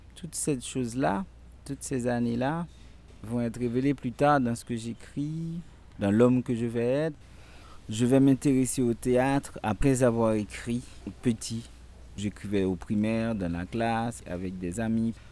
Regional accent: Port-au-Prince, Ouest, Haiti; also born or lived in Artibonite, Haiti; j'ai été élevé d'abord euh, à Port-au-Prince

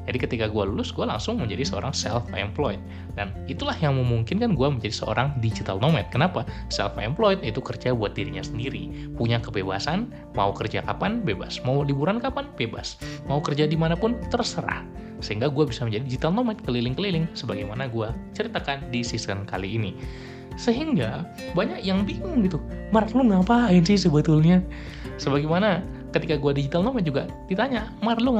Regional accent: Medan, North Sumatra, Indonesia; gue pulang ke kampung halaman gue di Medan

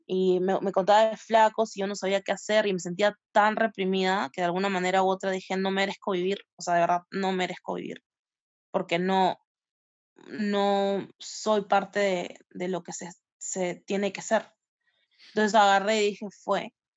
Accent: Peru; como peruanos o peruanes

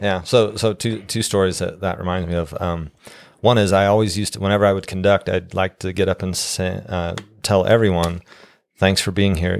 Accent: Steamboat Springs, Colorado, United States; now in Utah, United States; growing up in Steamboat, a small town

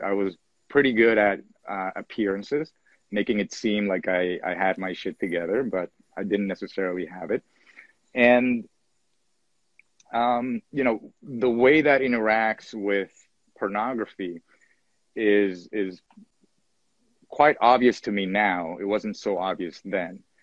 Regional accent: Venezuela; I was born in Venezuela, 1977

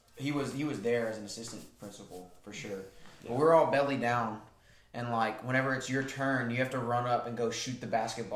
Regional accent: Sulphur, Louisiana, United States; Sulphur, Louisiana.

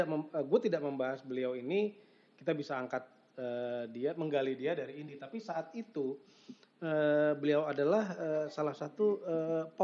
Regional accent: Jakarta, Indonesia; Iya, gue sih sebagai anak Jakarta saat itu juga respect

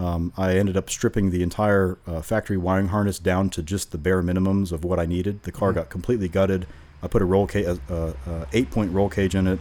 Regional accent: Vero Beach, Florida, United States; moved away as an adult; also born or lived in Gainesville, Florida; I grew up in Vero Beach, okay. Uh, and I spent the first twenty years in Vero

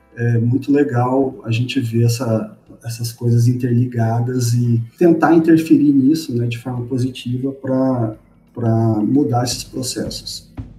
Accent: Londrina, Paraná, Brazil; now in Goiânia, Brazil; Eu sou de Londrina, mas eu moro em Goiânia.

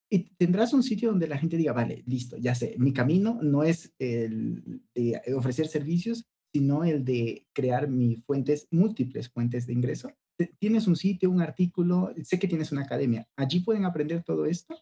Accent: Ecuador; yo soy de Ecuador, no soy de, de, de México

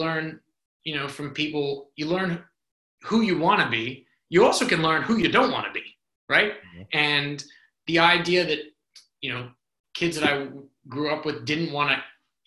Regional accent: North Carolina, United States; moved away; also born or lived in New Orleans; my time growing up in North Carolina

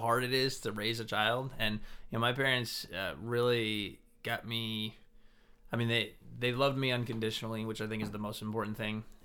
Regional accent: Bangor, Maine, United States; I grew up in Bangor here

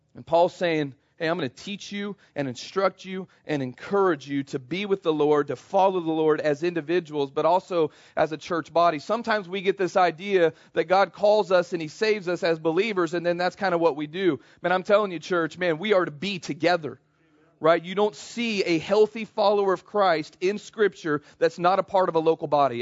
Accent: Kansas City, United States; I grew up in Kansas City, spent most of my life there

